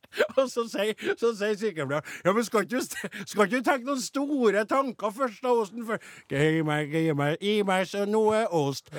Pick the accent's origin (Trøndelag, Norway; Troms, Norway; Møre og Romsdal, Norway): Trøndelag, Norway; jeg er jo bare nordtrønder, eller trønder